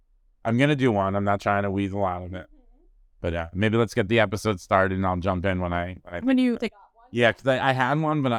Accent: East Coast, United States; now in Los Angeles, United States; I'm originally from the East Coast, but yeah. I've been here in 20 years.

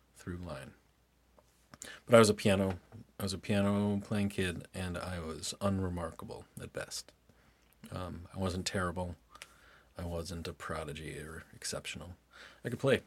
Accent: Lynchburg, Virginia, United States; also born or lived in Durham, North Carolina; then they moved up to Lynchburg, and that was where I grew up the whole time.

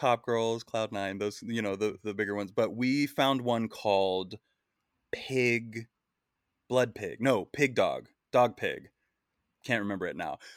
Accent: Wichita, Kansas, United States; I'm from Wichita, Kansas, uh, but from the age of preschool through graduating high school, I went to the exact same school

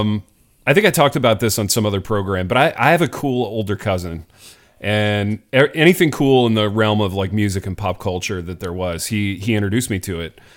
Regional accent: Indiana, United States; I grew up in Indiana.

